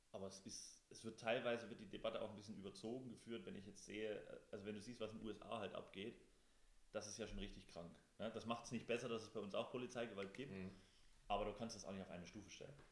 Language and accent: German; Thuringia, Germany; auf dem Land bei uns in Thüringen